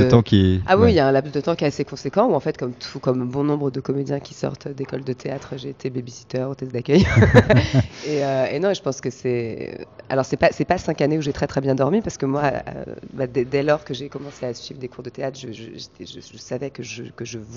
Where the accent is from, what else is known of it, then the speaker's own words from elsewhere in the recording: Val d'Oise, north of Paris, Île-de-France, France; also born or lived in Brittany; now in Paris, France; Je suis né à Paris. J'ai grandi euh, au nord